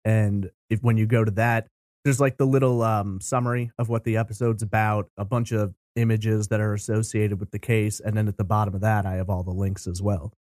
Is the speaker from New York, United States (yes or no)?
yes; New York, United States; I grew up in New York